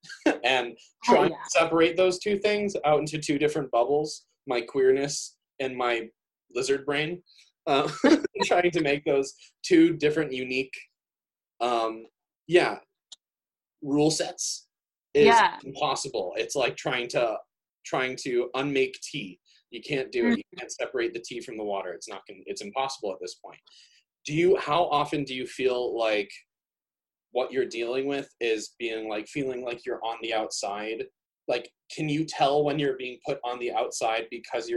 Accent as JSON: {"language": "English", "town": "Chicago", "region": "Illinois", "country": "United States", "moved": "yes", "lives_now": "Minnesota, United States", "said": "I'm just from Chicago"}